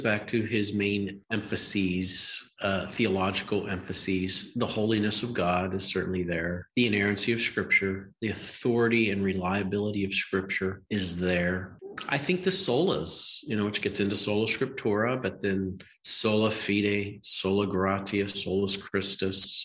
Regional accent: Western Pennsylvania, United States; accent: Western Pennsylvania; So I grew up in Western Pennsylvania. Wow. I speak I speak with the uh, Western Pennsylvania accent.

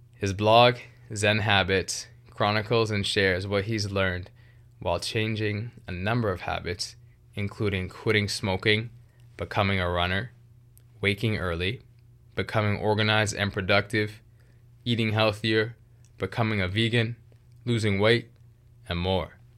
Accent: Vancouver, British Columbia, Canada; I grew up in the Greater Vancouver area of British Columbia, which is very multicultural

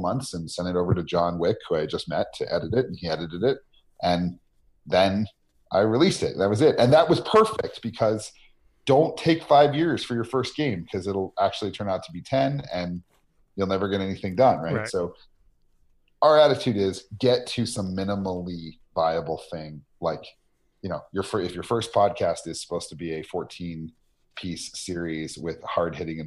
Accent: Albuquerque, New Mexico, United States; my hometown of Albuquerque

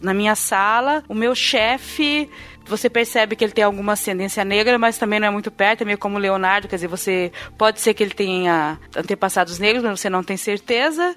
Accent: interior of Paraná, Brazil; now in São Paulo, Brazil; Eu sou do interior do Paraná, de uma cidade que tinha muito italiano e ucraniano e poucos negros.

